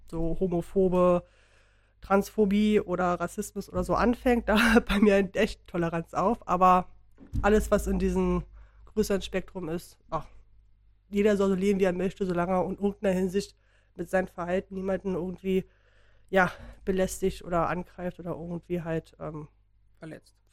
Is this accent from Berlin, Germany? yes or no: yes; Berlin, Germany; wir bin halt Berlinerin.